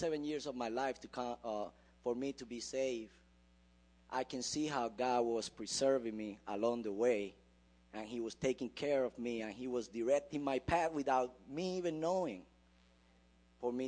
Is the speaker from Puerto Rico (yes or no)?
yes; Puerto Rico; now in United States; I came from Puerto Rico. We live in a culture not much different from here in America